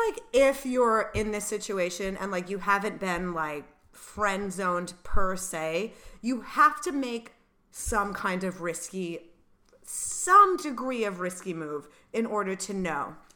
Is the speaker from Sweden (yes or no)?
no; Rhode Island, United States; moved away; Same for me in Rhode Island